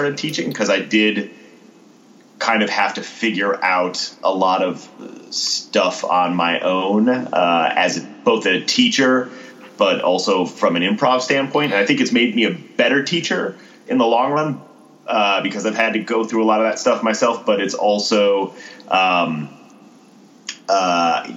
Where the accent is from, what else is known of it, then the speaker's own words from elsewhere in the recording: Connecticut, United States; now in Austin, United States; I'm originally from Connecticut, and this is like the biggest Connecticut stereotype, but I started teaching sailing when I was 16.